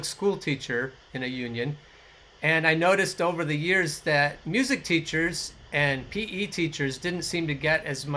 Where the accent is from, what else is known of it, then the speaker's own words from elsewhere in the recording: Oregon, United States; I grew up in the woods in Oregon. I grew up in the Pacific Northwest